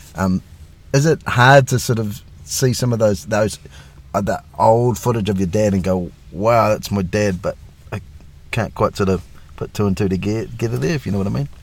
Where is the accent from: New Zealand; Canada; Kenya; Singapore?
New Zealand; for us over here in New Zealand